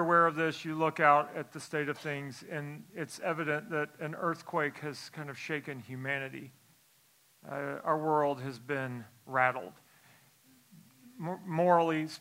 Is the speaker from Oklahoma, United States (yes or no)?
yes; Tulsa, Oklahoma, United States; I'm from Tulsa, Oklahoma